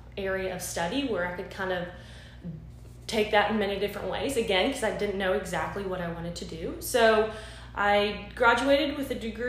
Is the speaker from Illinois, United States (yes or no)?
no; Florida, United States; moved away as an adult; also born or lived in Pennsylvania / Boston, Massachusetts; now in Thomasville, United States; I'm actually born and raised in Florida